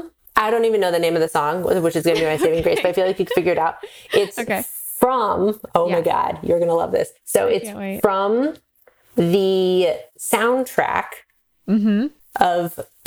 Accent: Pacific Northwest, United States; I'm from the Pacific Northwest. I grew up. It's like there's like drive-through coffee. It's like my whole family's into coffee.

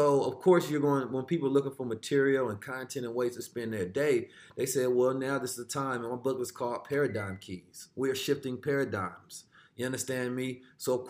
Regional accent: Oakland, California, United States; also born or lived in St. Louis, Missouri; I was born in the show me state. I was raised in California, the Golden State

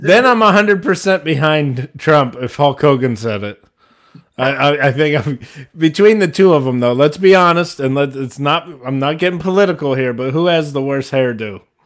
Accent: Ohio, United States; moved away; I grew up in Ohio

